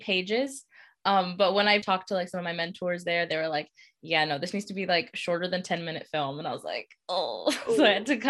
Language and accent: English; Eagle River, Alaska, United States; I'm from Eagle River